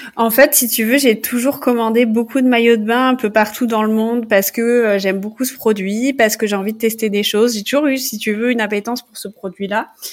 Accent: Toulon, Provence-Alpes-Côte d'Azur, France; moved away as an adult; also born or lived in Montreal / Paris; j'ai grandi dans le sud de la France, à Toulon plus précisément

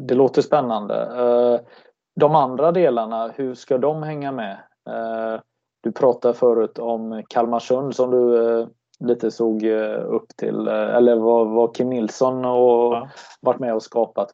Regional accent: Gothenburg, Västra Götaland, Sweden; som göteborgare

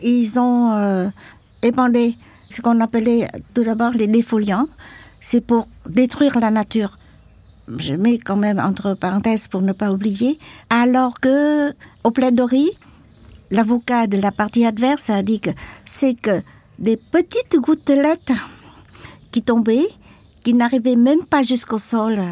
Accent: Can Tho, Mekong Delta, Vietnam; French is a second language; moved away; also born or lived in Saigon; mon village natal était pas à Saigon, mais à Kantheur, dans le delta du Mekong.

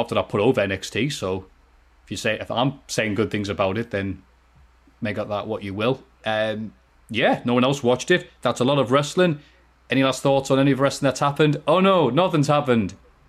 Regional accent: Turkey; I'm from Turkey, too. And there's really no one to talk wrestling around here.

